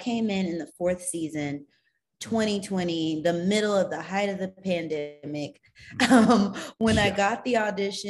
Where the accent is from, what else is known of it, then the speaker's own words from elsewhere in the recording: Katy, Texas, United States; moved away as an adult; also born or lived in Atlanta, Georgia; now in Los Angeles, United States; I grew up in Katy, but all my family is from Houston